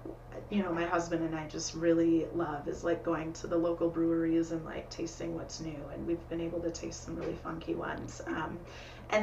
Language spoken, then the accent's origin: English; Saint Paul, Minnesota, United States; moved away as an adult; also born or lived in Chicago / Iowa; So I grew up in St. Paul. I currently live just south of Minneapolis. And for about a decade, I did not live here. So I lived in Chicago for 6 years. I also lived in Iowa for 4 years.